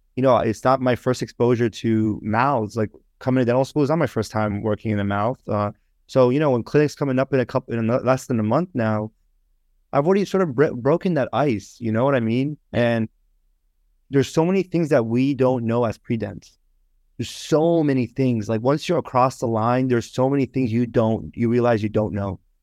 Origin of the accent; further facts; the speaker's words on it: Northern Virginia, United States; moved away as an adult; also born or lived in Toronto, Canada / Richmond, Virginia / Miami; now in Boston, United States; I moved from Toronto to Northern Virginia when I was about, like, six years old. So I pretty much grew up in, uh, Northern Virginia